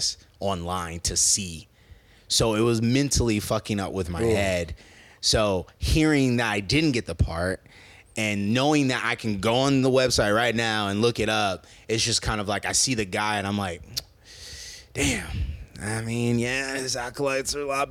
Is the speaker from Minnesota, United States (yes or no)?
no; Omaha, Nebraska, United States; now in Los Angeles, United States; Joe and I were from Nebraska